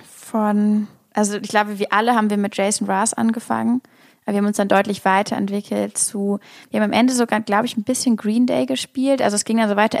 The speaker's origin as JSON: {"language": "German", "region": "Hamburg", "country": "Germany", "moved": "yes", "lives_now": "Berlin, Germany", "said": "Ich komme aus Hamburg"}